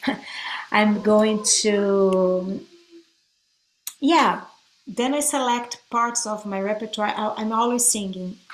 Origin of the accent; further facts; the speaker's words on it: Brazil; now in United States; I'm from Brazil